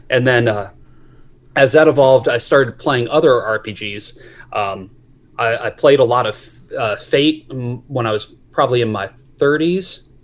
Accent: Maryland, United States; I grew up in Maryland

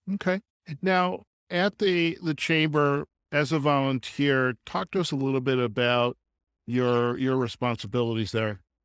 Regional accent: Chicago, Illinois, United States; moved away as an adult; also born or lived in Nevada; now in Boulder City, United States; I'm actually from Chicago myself. I moved to Nevada from Chicago

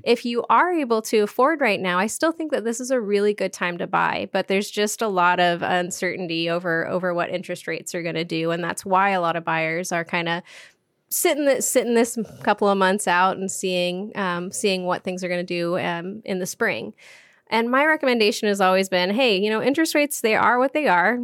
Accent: Duvall, Washington, United States; now in Bellingham, United States; I grew up in Duval, Washington

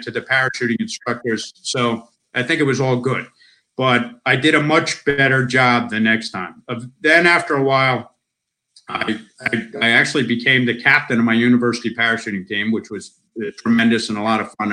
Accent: United States; moved away as an adult; now in Australia; I'm an American citizen. I spent most of my life in America

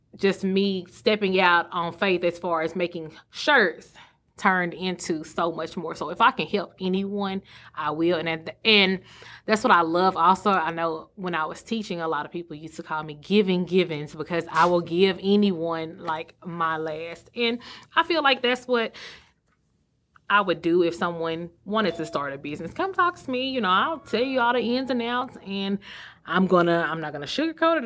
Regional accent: Sulphur Springs, Texas, United States; moved away as an adult; also born or lived in Mesquite, Texas / Dallas, Texas; now in Greenville, United States; Silver Springs being my hometown

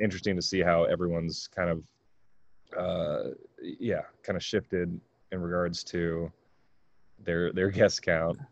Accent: California, United States; moved away; I grew up in California.

